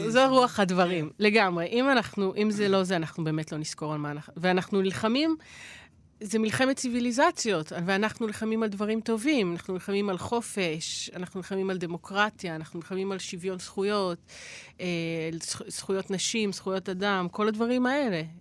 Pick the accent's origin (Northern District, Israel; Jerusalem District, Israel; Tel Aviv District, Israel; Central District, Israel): Central District, Israel; Kfar Saba; איפה שהבית של ההורים שלי וכל האזור הזה בכפר סבא